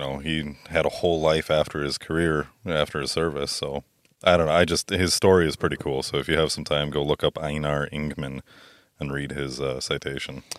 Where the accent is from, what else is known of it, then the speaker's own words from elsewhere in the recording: Merrill, Wisconsin, United States; I'm from Merrill